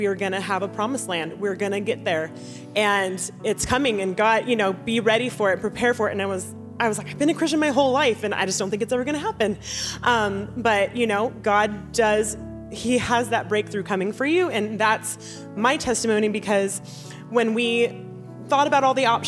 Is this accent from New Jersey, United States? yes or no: no; California, United States; moved away as an adult; I'm originally from California, and born and raised